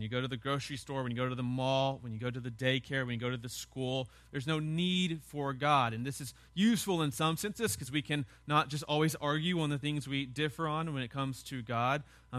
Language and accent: English; the South, United States; As a Southerner, we have this passive aggressiveness, right? We're not really ever angry at people, yet we hate almost everybody.